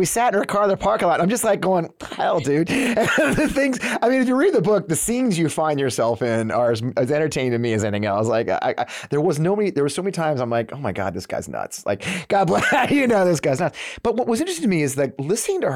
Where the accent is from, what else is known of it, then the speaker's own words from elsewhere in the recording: New England, United States; moved away; also born or lived in Missouri; I grew up in the New England, though. My dad's from Boston.